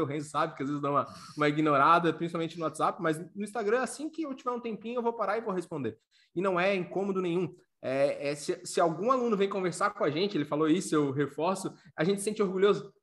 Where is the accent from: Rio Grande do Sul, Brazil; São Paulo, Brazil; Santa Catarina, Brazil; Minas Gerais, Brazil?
Santa Catarina, Brazil; Florianópolis; moved away as an adult; also born or lived in Paraná; now in Pomerode, Brazil; eu sou natural de Florianópolis, que é a capital do estado.